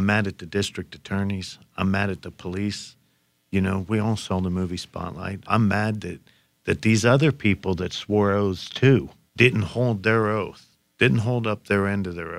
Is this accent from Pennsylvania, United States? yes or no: yes; Johnstown, Pennsylvania, United States; in my hometown of Johnstown, Pennsylvania